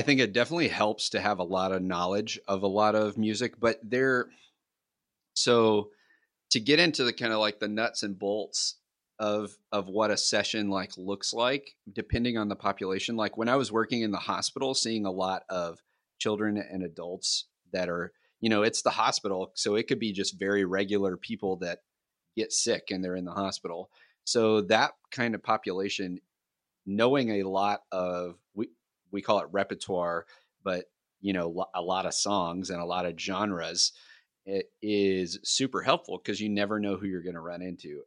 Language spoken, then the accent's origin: English; Kentucky, United States; I'm from Kentucky